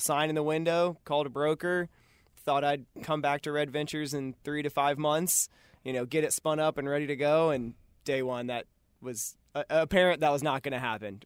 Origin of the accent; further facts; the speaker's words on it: Cary, North Carolina, United States; moved away as an adult; also born or lived in Boone, North Carolina / Colorado; now in Charlotte, United States; I'm from Cary, North Carolina, outside of Raleigh. Uh, my wife and I both grew up there